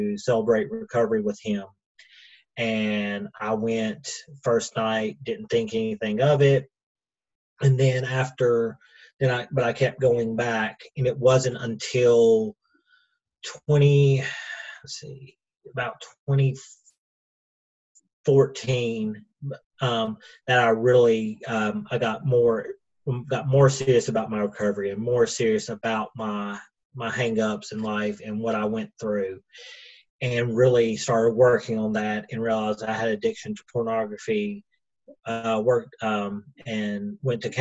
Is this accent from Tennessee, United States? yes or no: yes; Cleveland, Tennessee, United States; also born or lived in Atlanta, Georgia; I'm from Cleveland, Tennessee. We've been here since 92, and that's kind of my, I guess, home, because this is where I've lived the longest